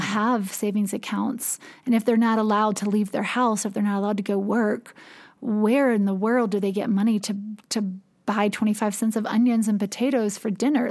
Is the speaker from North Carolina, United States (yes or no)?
yes; Durham, North Carolina, United States; I am from Durham, North Carolina